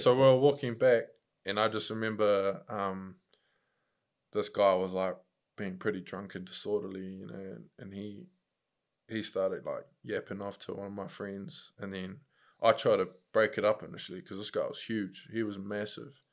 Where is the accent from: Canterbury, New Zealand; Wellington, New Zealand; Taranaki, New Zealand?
Wellington, New Zealand; Upper Hutt; moved away as an adult; also born or lived in Christchurch; now in Auckland, New Zealand; growing up in Upper Hutt, uh, in my school, there was, like, loads of fights